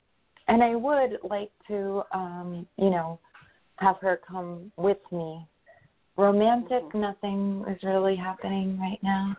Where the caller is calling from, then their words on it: New York, United States; I'm in New York.